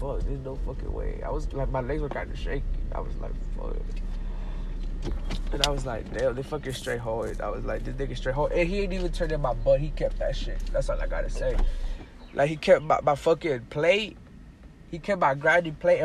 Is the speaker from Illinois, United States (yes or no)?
no; Dallas, Texas, United States; I'm from Dallas.